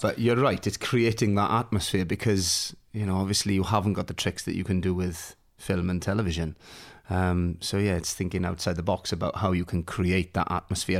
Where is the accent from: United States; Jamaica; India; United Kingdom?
United Kingdom; Swansea Valley, Wales; also born or lived in Neath; I'm from a little place called Anismidou, which is in the Swansea Valley